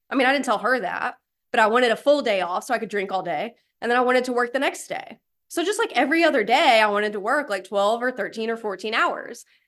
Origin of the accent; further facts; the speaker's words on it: East Tennessee, United States; moved away as an adult; also born or lived in Alabama; now in Raleigh, United States; I did grow up a poor white trash in a trailer in East Tennessee